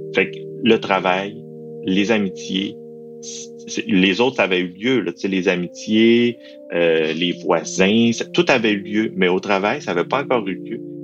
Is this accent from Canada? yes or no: yes; Quebec, Canada; accent: Saguenay-Lac-Saint-Jean; j'ai un accent du Saguenay-Lac-Saint-Jean